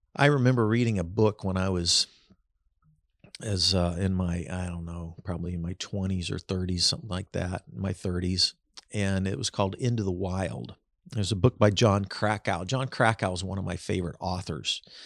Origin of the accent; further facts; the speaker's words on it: Kansas City, United States; I was growing up in Kansas City in the seventies